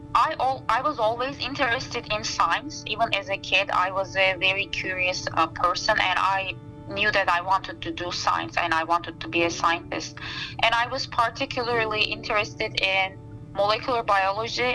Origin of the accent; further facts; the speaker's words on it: Istanbul, Turkey; moved away as an adult; also born or lived in Black Sea region, Turkey / eastern Turkey / Montana, United States; now in Madison, United States; Istanbul feels like home to me um, since I was born and raised there